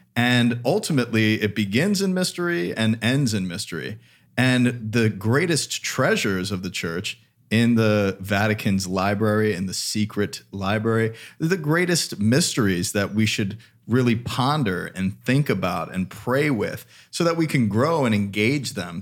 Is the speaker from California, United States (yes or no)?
no; Palm Coast, Florida, United States; I grew up in Palm Coast, just like an hour south of you